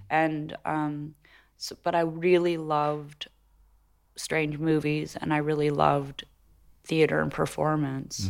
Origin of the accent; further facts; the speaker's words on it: Los Angeles, California, United States; moved away as an adult; also born or lived in New York; I grew up in Los Angeles as a baby